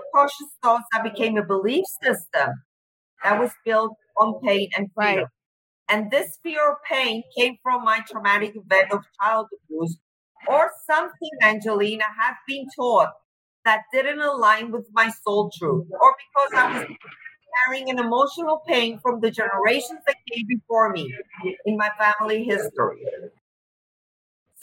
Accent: Cyprus; I'm from Cyprus.

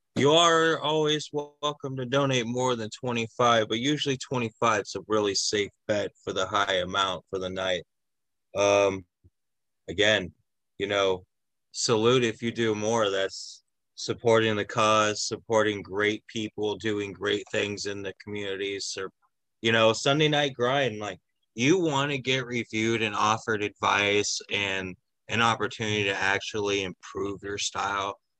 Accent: San Diego, California, United States; also born or lived in Fox Cities, Wisconsin; now in Wisconsin, United States; my hometown, San Diego

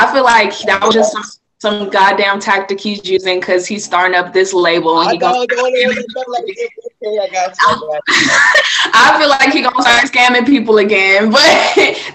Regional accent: California, United States; growing up in California

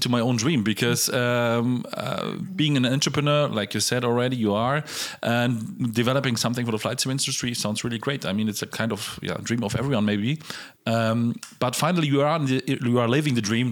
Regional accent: Poland; I was born in Poland

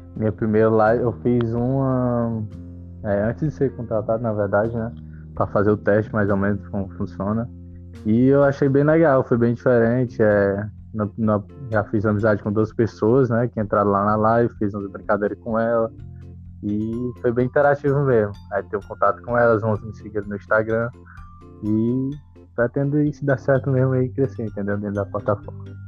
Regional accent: Fortaleza, Ceará, Brazil; sou de Fortaleza, Ceará

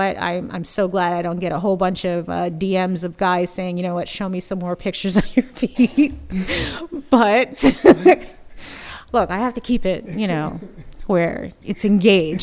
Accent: United States; moved away as an adult; now in Bay Area, United States; I am originally from the East Coast, New Jersey, Philadelphia area

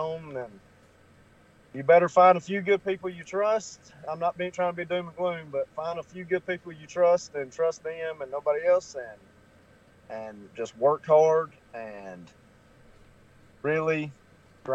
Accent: Alabama, United States; I'm from Alabama, so we don't have a team and everybody's an Atlanta Braves fan

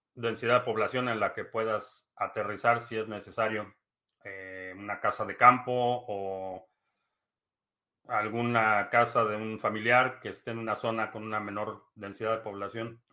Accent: Mexico; now in United States; Soy de México, sí, soy de México, pero vivo en Estados Unidos desde hace

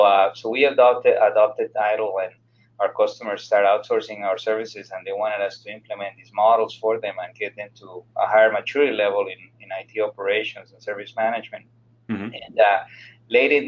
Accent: Colombia; now in Fort Lauderdale, United States; I'm from Colombia myself

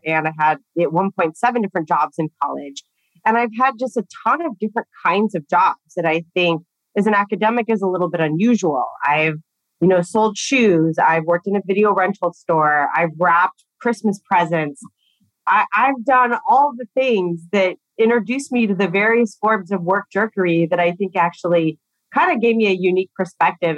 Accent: Southern California, United States; I grew up in Southern California

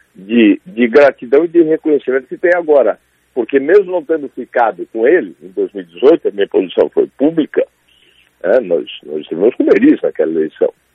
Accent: Santa Catarina, Brazil; para a gente é catarinense

